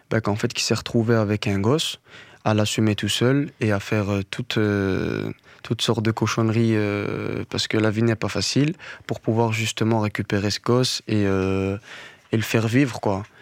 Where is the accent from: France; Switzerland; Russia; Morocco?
Morocco; il faut savoir que je suis berbère du Maroc, berbère. Et euh, j'écoutais énormément de chansons riff.